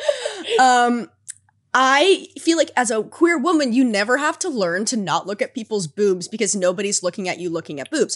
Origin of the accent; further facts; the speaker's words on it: United States; I grew up in America